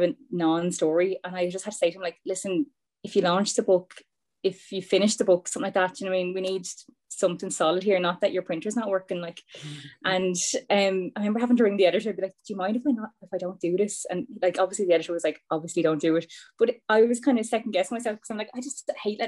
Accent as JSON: {"language": "English", "country": "Ireland", "said": "as Irish people"}